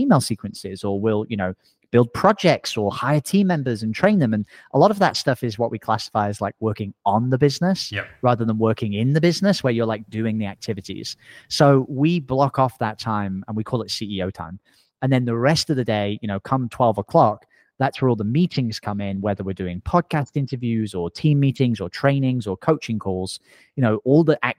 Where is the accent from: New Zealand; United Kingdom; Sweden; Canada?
United Kingdom; England; accent: semi-Australian; now in Playa Negra, Costa Rica; I sound semi-Australian. I'm actually English originally. I just speak to Americans all the time. So my parents make fun of my accent constantly. But I actually live in Costa Rica.